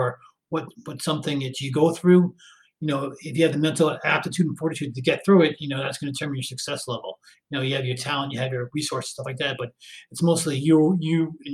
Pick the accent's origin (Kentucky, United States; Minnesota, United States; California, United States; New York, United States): New York, United States; Westchester County; moved away as an adult; also born or lived in North Carolina; I grew up right around Westchester County